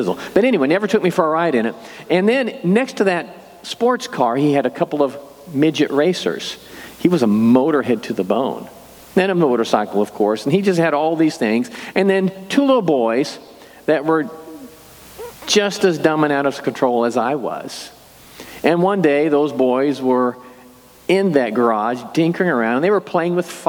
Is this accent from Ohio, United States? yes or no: no; Excelsior Springs, Missouri, United States; I grew up in Excelsior Springs